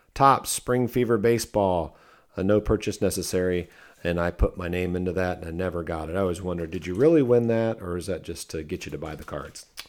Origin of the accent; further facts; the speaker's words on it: Fort Recovery, Ohio, United States; moved away as an adult; now in Searcy, Arkansas, United States; I'm originally from Ohio